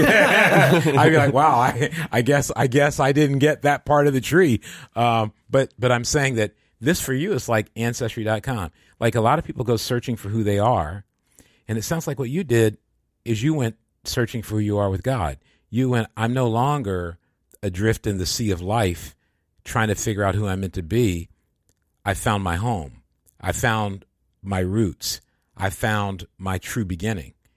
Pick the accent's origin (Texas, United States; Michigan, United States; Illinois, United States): Michigan, United States; I come from Michigan